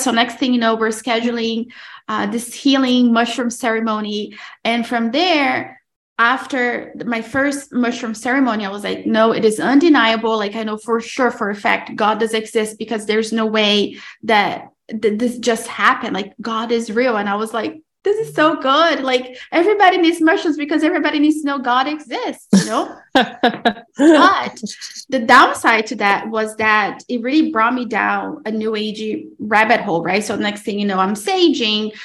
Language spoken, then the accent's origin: English; Brazil; moved away; I'm originally from Brazil, but I am married to an Italian man